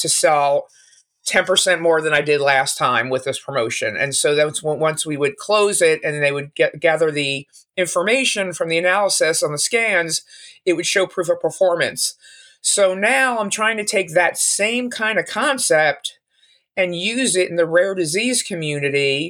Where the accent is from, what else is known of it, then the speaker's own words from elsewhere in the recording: Philadelphia, Pennsylvania, United States; also born or lived in Arizona; I'm from Philadelphia